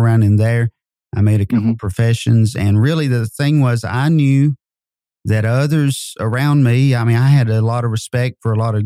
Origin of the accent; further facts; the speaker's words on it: North Wilkesboro, North Carolina, United States; also born or lived in Kentucky; now in Madisonville, United States; I grew up in North Carolina. In North Wilkesboro, North Carolina. I was born there.